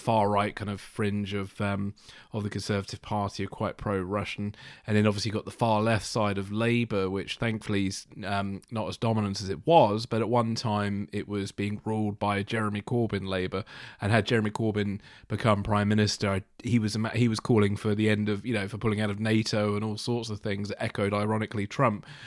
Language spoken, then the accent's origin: English; United Kingdom; being a Brit